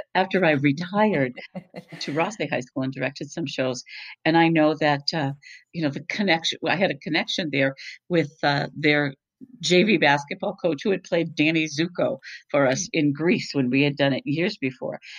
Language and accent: English; Boston, Massachusetts, United States; moved away; I'm originally from the Boston area